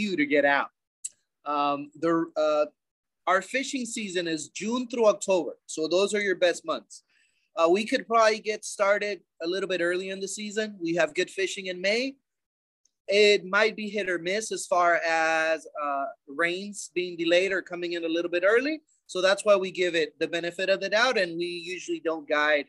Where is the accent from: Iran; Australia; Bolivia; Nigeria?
Bolivia; growing up in Bolivia is, as any other South American third world country, it's unique